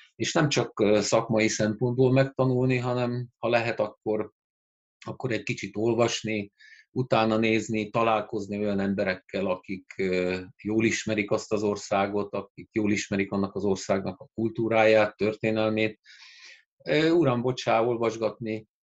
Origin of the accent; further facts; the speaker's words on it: Győr, Győr-Moson-Sopron, Hungary; angol tagozatos gimnáziumba jelentkeztem Győrben, szülővárosomban